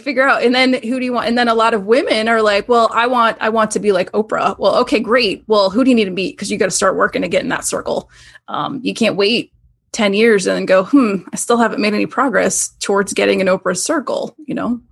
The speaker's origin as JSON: {"language": "English", "town": "Tampa", "region": "Florida", "country": "United States", "tie": "born or raised there", "moved": "as an adult", "lives_now": "Syracuse, United States", "said": "I grew up in Tampa, Florida area"}